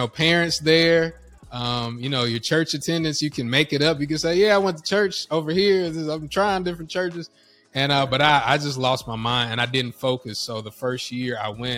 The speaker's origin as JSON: {"language": "English", "region": "North Carolina", "country": "United States", "said": "I'm from North Carolina"}